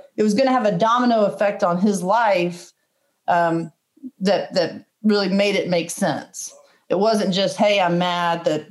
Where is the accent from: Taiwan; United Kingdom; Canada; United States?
United States; Powder Springs, Georgia; also born or lived in Marietta, Georgia; I'm from Marietta, from Powder Springs. Every relative I have is within a 25 mile radius